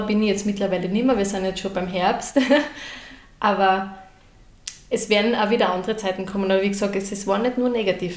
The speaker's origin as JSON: {"language": "German", "town": "Graz", "region": "Styria", "country": "Austria", "lives_now": "Trofaiach, Austria", "said": "ich bin ja ursprünglich aus Graz"}